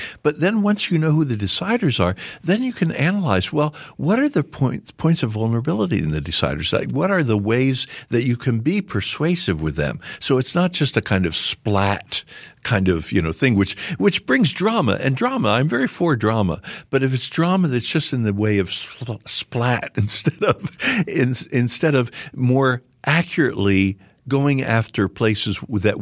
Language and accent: English; Philadelphia, Pennsylvania, United States; I'm from Philadelphia